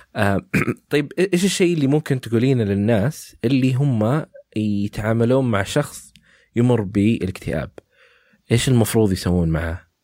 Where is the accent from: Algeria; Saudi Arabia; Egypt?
Saudi Arabia; عندنا في السعوديه